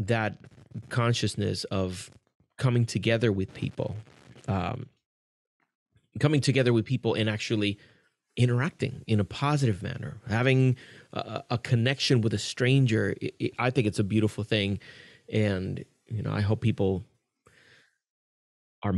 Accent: Puerto Rico; now in Kissimmee, United States; I was born and raised in Puerto Rico, and then I live in Kissimmee, Florida.

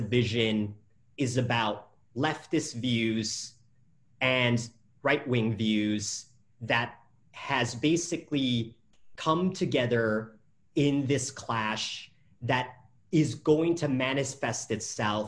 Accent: Vietnam; I'm from Vietnam

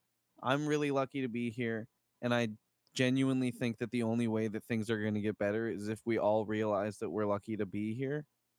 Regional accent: United States; I don't feel like I'm just an American.

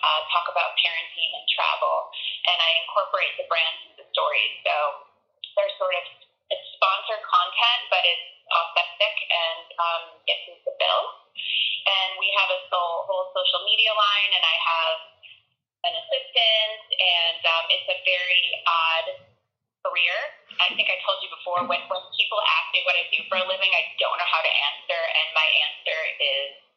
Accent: Chicago suburbs, Illinois, United States; moved away as an adult; also born or lived in Madison, Wisconsin / Colorado / Oregon / Florida; I grew up in the Chicago suburbs

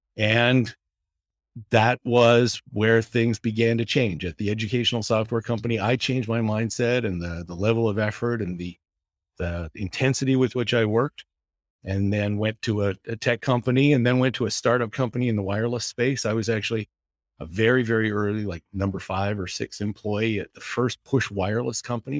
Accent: West Coast of Canada, British Columbia, Canada; now in Boone, United States; I grew up in the West Coast of Canada. I went to the University

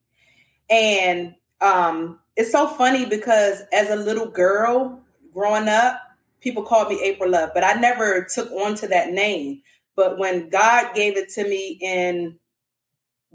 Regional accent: Washington, District of Columbia, United States; also born or lived in Dallas, Texas; now in Houston, United States; I am originally from Washington, D.C. I am currently residing in Texas. I'm in Houston for now.

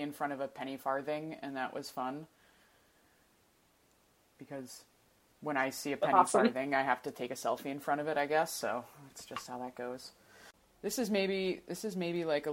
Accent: New Jersey, United States; now in Portland, United States; I'm from New Jersey, and I was really, like, indoctrinated with, like, you don't eat berries off the side of the road

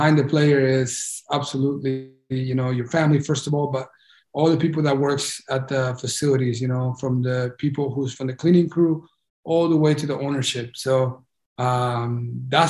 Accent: United States; me being Honduran and growing up in the United States, I felt Honduran

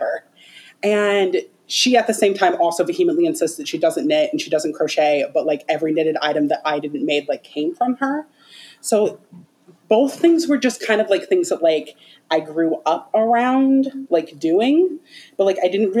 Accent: Hawaii, United States; I'm Hawaiian and we do have like a strong tradition of like weaving and like knot work

